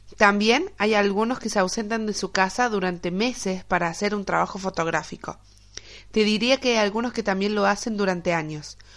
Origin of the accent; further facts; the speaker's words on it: Argentina; moved away as an adult; now in Spain; Como argentinos, decidimos dejar toda nuestra vida para empezar una nueva vida en otro rincón del mundo. España para nosotros es nuestro nuevo hogar